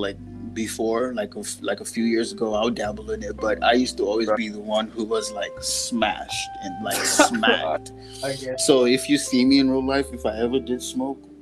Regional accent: United States; I'm an American.

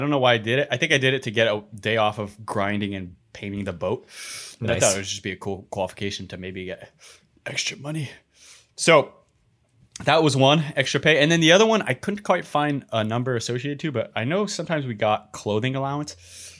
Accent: Canada; Can't handle the habanero. I'm Canadian.

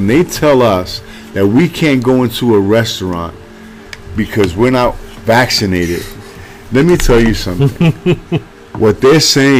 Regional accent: New York City, New York, United States; I grew up in the Bronx, I told you, very poor.

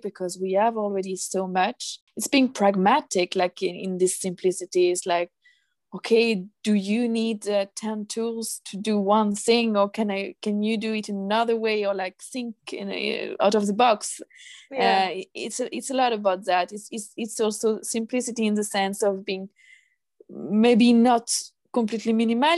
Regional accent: France; moved away as an adult; now in Stockholm, Sweden; I'm originally from France

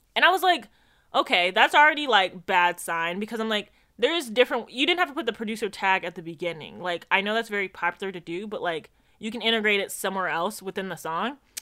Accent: Jamaica; moved away; as a Jamaican

